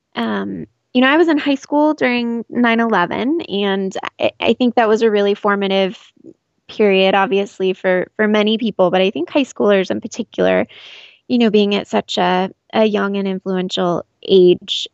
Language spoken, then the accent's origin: English; Scottsdale, Arizona, United States; I've been living in Arizona my entire life in the Scottsdale area, born and raised.